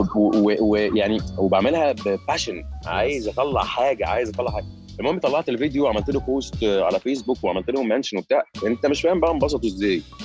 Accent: Egypt; also born or lived in Qatar

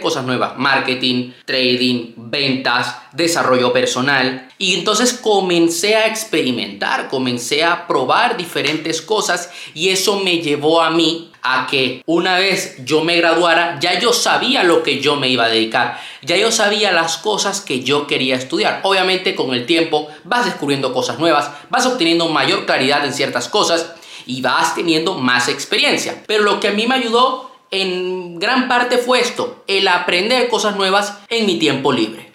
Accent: Venezuela; moved away; also born or lived in Panama; yo soy de Venezuela, nací en Venezuela y vivía en Panamá durante mucho tiempo

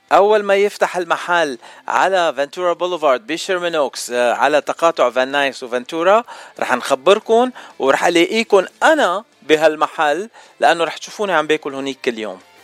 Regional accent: Lebanon; now in United States; انا بتعرفني من لبنان

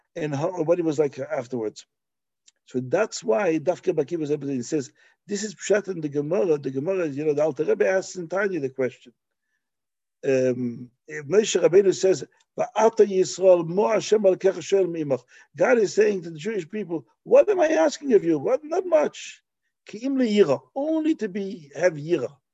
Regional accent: Belgium; moved away; where I grew up in Belgium

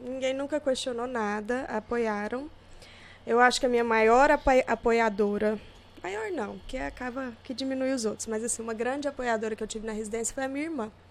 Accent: Gurupi, Tocantins, Brazil; also born or lived in Goiânia; Eu sou de Gurupi, nascida em Gurupi

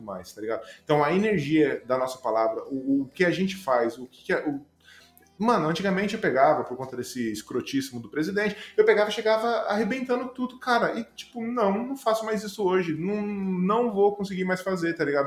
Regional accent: Juquitiba, São Paulo, Brazil; moved away; voltar pra Juquitiba, lá de onde eu vim, mato

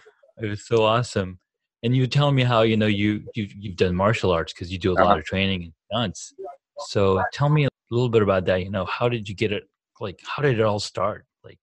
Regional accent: Saudi Arabia; now in California, United States; not growing up in the States, I don't really have access to like any of the sports gyms or whatever. But towards the end of my move out of Saudi Arabia, coming to California

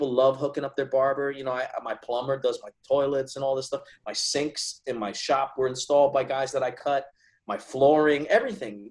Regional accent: New Jersey, United States; moved away as an adult; also born or lived in Teaneck, New Jersey / Hackensack, New Jersey; now in Virginia, United States; I'm from North Jersey. So I grew up about 10 minutes out of Manhattan, you know, George Washington Bridge

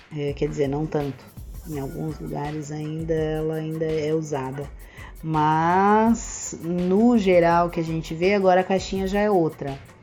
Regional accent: Blumenau, Santa Catarina, Brazil; now in Florianópolis, Brazil; Nascida e criada em Blumenau. Saí de Blumenau com 32 anos de idade

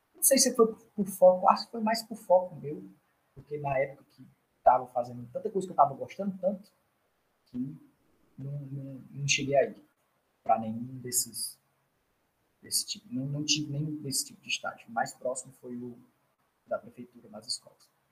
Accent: Northeast Region, Brazil; also born or lived in South Brazil; nós do Nordeste

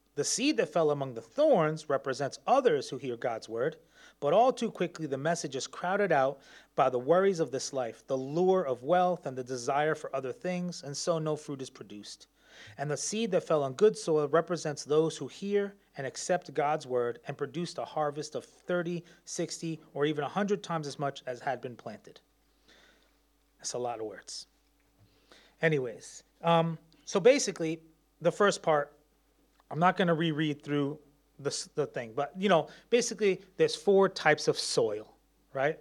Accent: New York, United States; moved away; I'm from New York

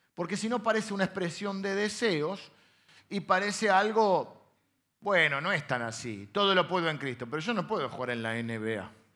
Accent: Castelar, Buenos Aires Province, Argentina; also born or lived in La Plata; yo nací en La Plata, pero mi primera infancia fue eh, en Castelar

